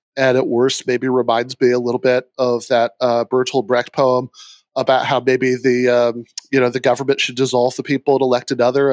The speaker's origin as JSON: {"language": "English", "region": "Michigan", "country": "United States", "tie": "born or raised there", "said": "my home state of Michigan"}